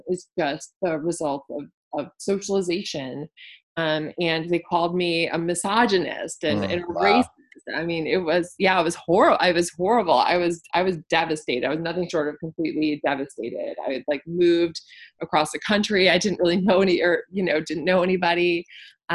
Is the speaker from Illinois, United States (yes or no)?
no; Wisconsin, United States; moved away as an adult; also born or lived in Texas; I grew up in Wisconsin. I did my undergraduate degree in Wisconsin. And then I moved to Texas to go to graduate school